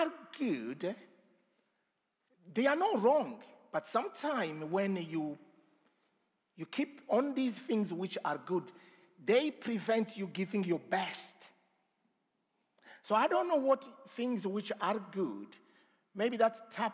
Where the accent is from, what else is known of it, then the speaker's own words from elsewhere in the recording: DR Congo; moved away; I come from the Congo, the Democratic Republic of Congo. I don't know how democratic it is, but here you go. So I grew up, I was born in a very remote place